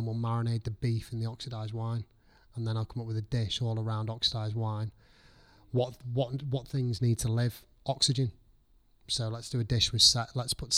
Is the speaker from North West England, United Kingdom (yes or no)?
yes; Liverpool, North West England, United Kingdom; moved away; also born or lived in North Wales / Chester; I'm from Liverpool.